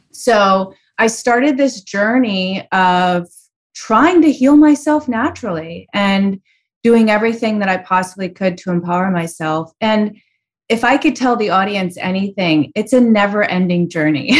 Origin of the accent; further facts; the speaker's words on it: Chicago, Illinois, United States; It was very unusual growing up in Chicago in the eighties